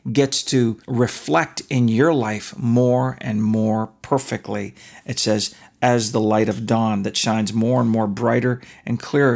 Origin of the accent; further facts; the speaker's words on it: Canada; moved away; When I was a kid, we were allowed to watch hockey night in Canada. I'm Canadian